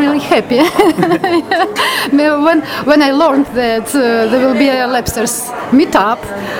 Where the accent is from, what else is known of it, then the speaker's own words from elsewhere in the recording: Latvia; English is a second language; now in London, United Kingdom; I'm from Latvia.